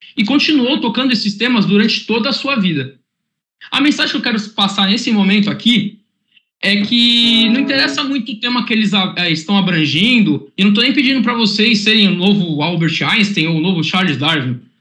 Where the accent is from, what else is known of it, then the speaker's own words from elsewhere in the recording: Santos, São Paulo, Brazil; sou de Santos, tenho um clima aqui mais tranquilo